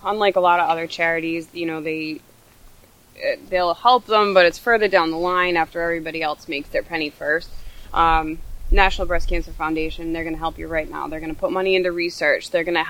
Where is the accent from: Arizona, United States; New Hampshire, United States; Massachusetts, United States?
Massachusetts, United States; Rehoboth; I'm from Rehoboth, Massachusetts.